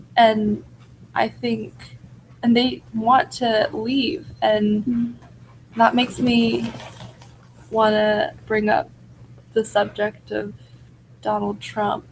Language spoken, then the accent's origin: English; United States; as Americans